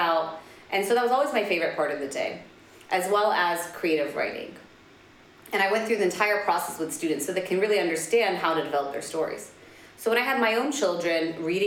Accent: Washington, District of Columbia, United States; moved away as an adult; also born or lived in Spain; now in Dubai, United Arab Emirates; I'm Palestinian American, so born and raised right in the U.S. capital of Washington, D.C.

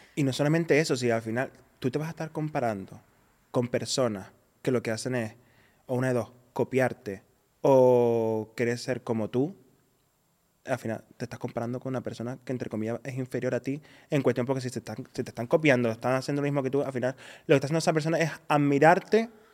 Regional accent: Spain

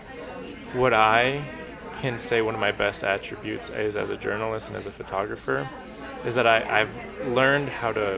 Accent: Colombia; now in New York, United States; I was born in Colombia, like you said, and I immigrated here to New York with my mom and my little brother

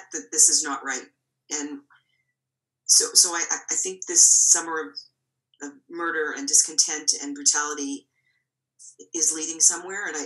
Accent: Toronto, Ontario, Canada; I'm born and raised in Toronto.

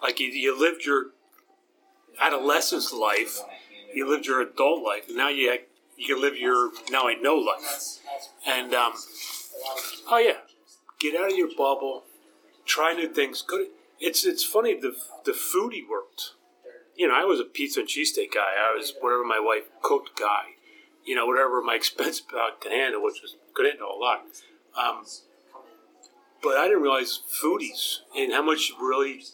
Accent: Delaware County, Pennsylvania, United States; also born or lived in Swarthmore, Pennsylvania; I grew up in Delco

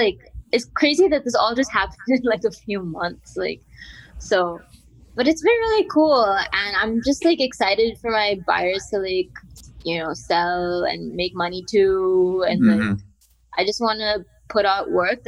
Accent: India; moved away as an adult; also born or lived in New York; now in Berlin, Germany; growing up in India.

